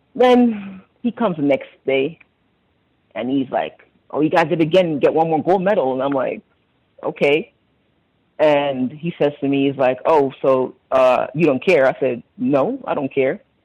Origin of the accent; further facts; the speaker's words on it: Jamaica; moved away; I'm from Jamaica